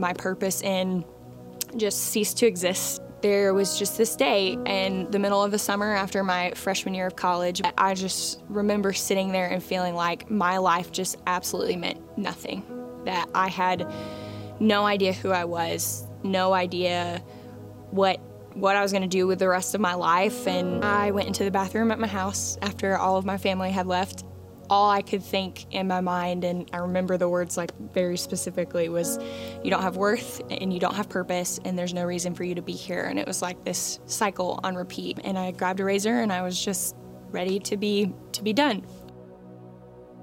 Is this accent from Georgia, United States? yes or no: yes; Flowery Branch, Georgia, United States; I grew up in Flowery Branch